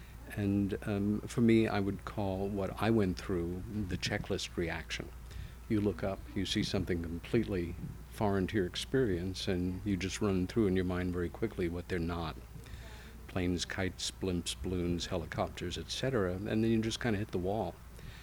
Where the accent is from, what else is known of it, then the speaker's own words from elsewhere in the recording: United States; now in Ithaca, United States; like any kid growing up in America in the 1960s